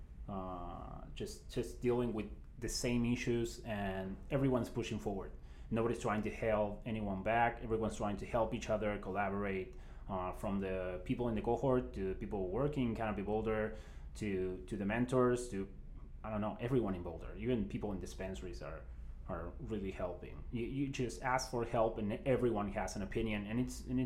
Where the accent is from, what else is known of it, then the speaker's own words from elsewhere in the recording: Buenos Aires, Argentina; moved away as an adult; We're from Buenos Aires